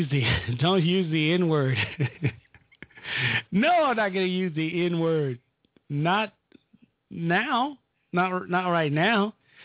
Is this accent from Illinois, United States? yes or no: yes; Illinois, United States; my home state of Illinois.